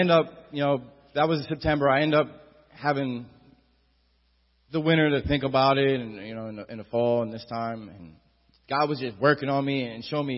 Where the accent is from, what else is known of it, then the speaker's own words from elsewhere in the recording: Atlantic City, New Jersey, United States; I'm from Atlantic City